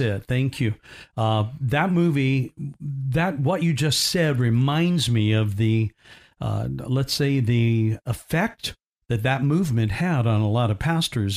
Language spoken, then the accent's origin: English; Indiana, United States; I grew up in Indiana